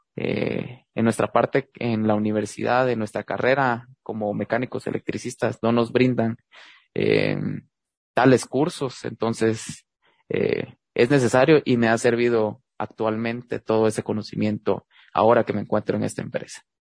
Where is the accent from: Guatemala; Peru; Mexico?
Guatemala; moved away as an adult; now in Louisville, United States; el primer guatemalteco dentro de esta industria